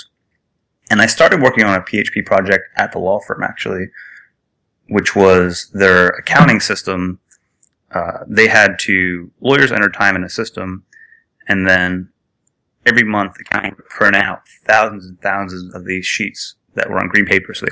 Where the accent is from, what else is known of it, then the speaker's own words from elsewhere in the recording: Philadelphia, Pennsylvania, United States; I grew up around Philadelphia